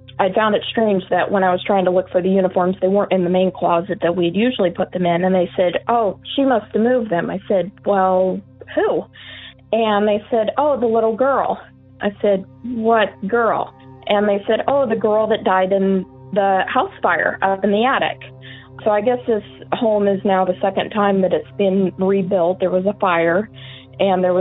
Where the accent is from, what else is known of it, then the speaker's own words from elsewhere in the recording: Eugene, Oregon, United States; I am from Eugene, Oregon